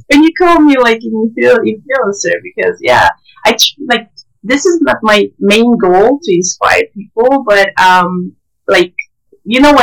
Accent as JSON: {"language": "English", "town": "Antakya", "region": "Hatay", "country": "Turkey", "tie": "born or raised there", "also_born_or_lived": "Gaziantep", "moved": "yes", "said": "I was born in Antakya and worked there for 4 years. And my childhood, passed in Antakya"}